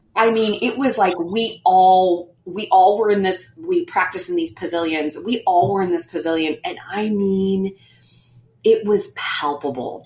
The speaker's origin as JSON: {"language": "English", "region": "Missouri", "country": "United States", "also_born_or_lived": "Manhattan, New York", "moved": "as an adult", "said": "I'm originally from Missouri and I always had this longing to come home"}